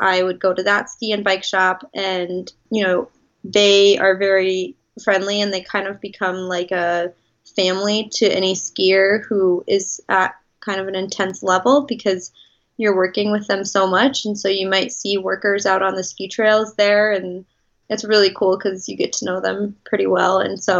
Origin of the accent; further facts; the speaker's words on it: Midwest, United States; Growing up in the Midwest, I was very much of a homebody and loved everything that had to do with being around my family and what I was used to.